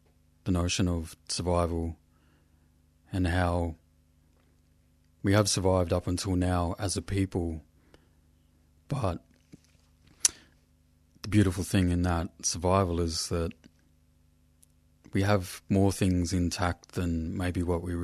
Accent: Australia; In Western language, I'm from Yota Yota country

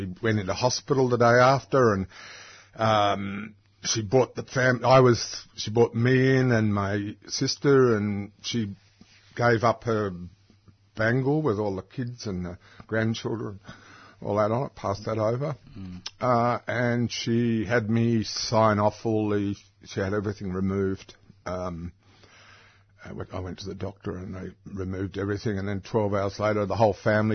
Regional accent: Cunderdin, Western Australia, Australia; I was born in Cunderdon in Western Australia, which is a kind of wheat belt town about 140 miles from Perth

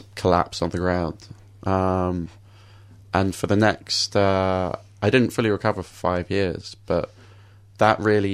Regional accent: London, United Kingdom; I grew up in London

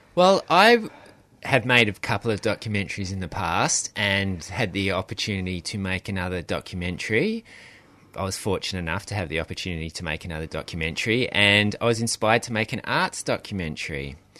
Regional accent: Australia; being Australian

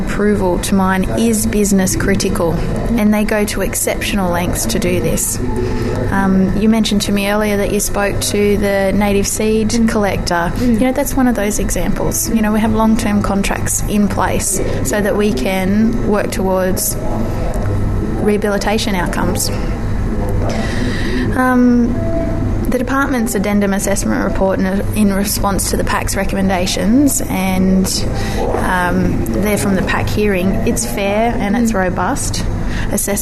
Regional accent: Singleton, New South Wales, Australia; I have an engaging professional career in the country, and it's in my hometown. That's only possible because of the opportunities the mining industry provides here in the Hunter Valley. I feel Singleton is a great place to live

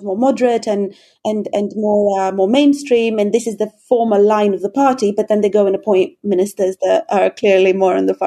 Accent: Greece; now in United Kingdom; I live and work in the UK, but I'm originally from Greece

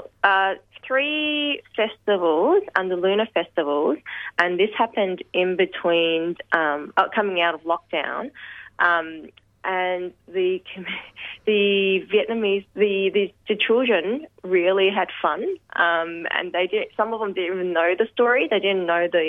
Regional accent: Melbourne, Victoria, Australia; I was born in Footscray Hospital, lived my whole life in the western suburbs

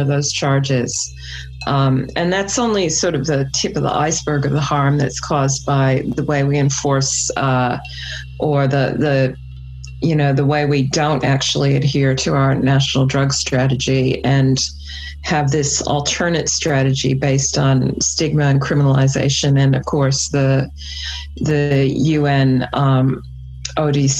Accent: New South Wales, Australia; I'm from New South Wales

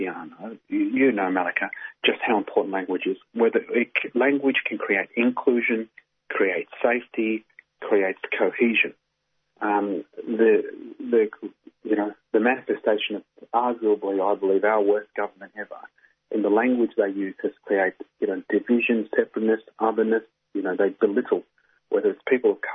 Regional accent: Melbourne, Victoria, Australia; I'm from Melbourne

